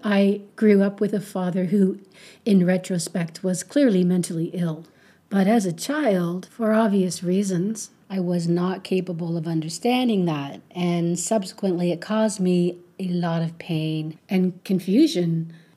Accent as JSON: {"language": "English", "country": "Canada", "said": "I'm a Canadian woman"}